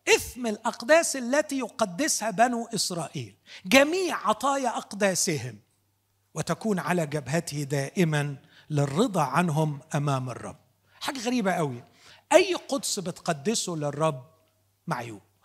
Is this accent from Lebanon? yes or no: no; Upper Egypt, Egypt; عندنا في الصعيد